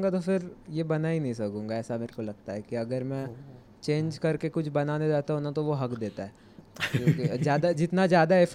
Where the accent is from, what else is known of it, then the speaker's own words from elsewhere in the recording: Maharashtra, India; now in Mumbai, India; मैं मराठी हूँ और मेरा कोकण कोकण मतलब कोकण में मैं जन्म लिया था